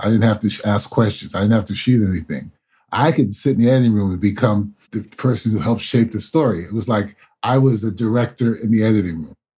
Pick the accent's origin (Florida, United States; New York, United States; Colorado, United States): New York, United States; New York City; Being born and raised in New York City